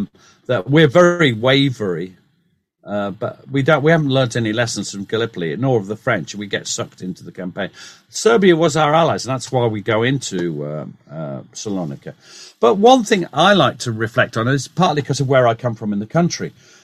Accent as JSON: {"language": "English", "region": "North East England", "country": "United Kingdom", "said": "I'm from the Northeast. I don't sound like it, but my family are."}